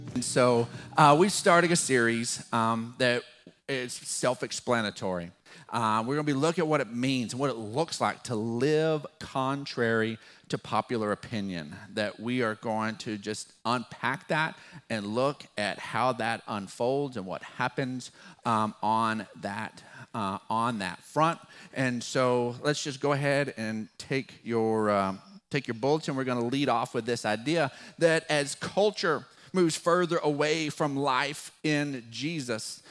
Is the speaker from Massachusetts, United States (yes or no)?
no; West Texas, United States; accent: West Texas drawl; our West Texas drawl because we're not from there. We're from West Texas.